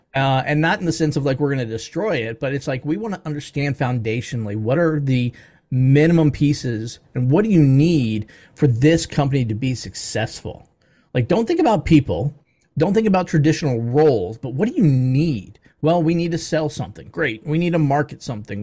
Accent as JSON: {"language": "English", "town": "Baltimore", "region": "Maryland", "country": "United States", "moved": "yes", "lives_now": "Atlanta, United States", "said": "I'm from the Baltimore, D C area originally"}